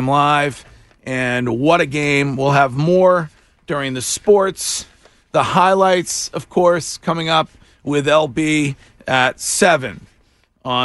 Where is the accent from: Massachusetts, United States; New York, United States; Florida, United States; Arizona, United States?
Massachusetts, United States; Stow; my hometown police department, the Stowe PD